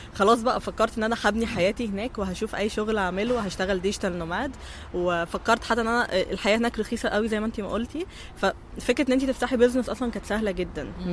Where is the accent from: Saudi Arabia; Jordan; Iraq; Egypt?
Egypt; احنا كمصريين